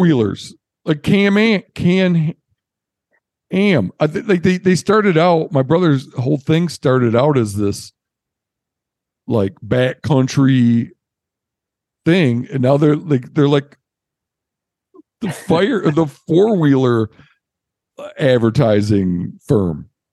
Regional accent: Michigan, United States; where I grew up in Michigan, we used to fishing places for steelhead

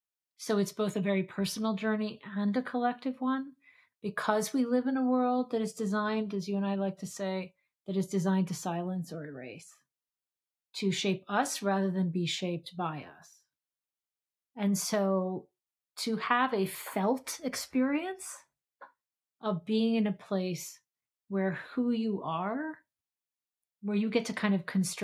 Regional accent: Philippines; also born or lived in Pakistan; I grew up in the Philippines in Pakistan, and so it took me some time to discover Audre Lorde and Pat Parker

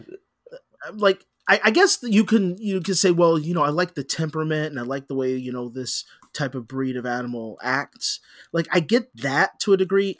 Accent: United States; I am an American

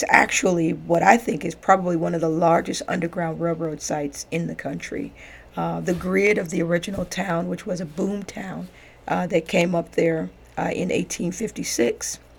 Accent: Kansas City, Missouri, United States; I was born and raised in Kansas City, Missouri, and I went to college at MU in Columbia, and then I finished a Master of Theological Studies from St. Paul School of Theology.

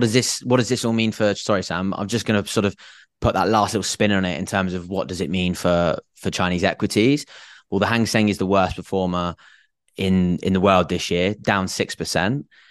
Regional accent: England, United Kingdom; I am English

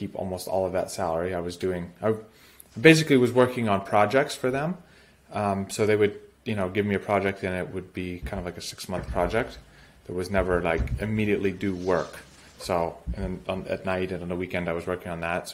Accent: United States; moved away as an adult; also born or lived in St. Petersburg, Russia; As an American

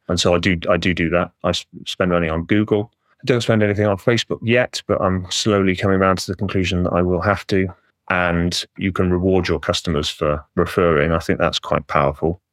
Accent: Welsh, Wales, United Kingdom; I'm Welsh

